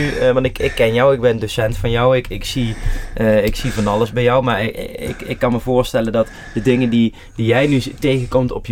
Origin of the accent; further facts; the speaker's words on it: Netherlands; En vooral als Nederlander.